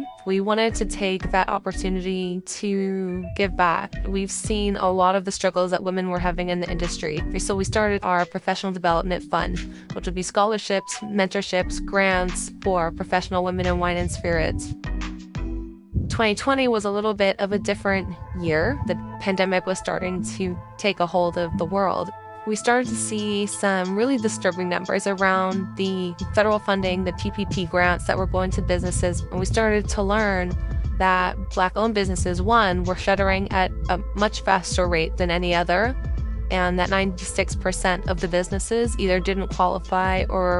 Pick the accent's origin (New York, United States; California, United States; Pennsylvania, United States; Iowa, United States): California, United States; Monterey; I grew up in Central Coast of California in Monterey.